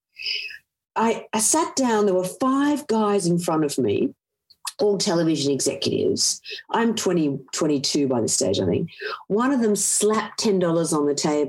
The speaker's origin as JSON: {"language": "English", "country": "Australia", "tie": "born or raised there", "said": "I grew up in Australia in the 70s and 80s, which was pretty sexist"}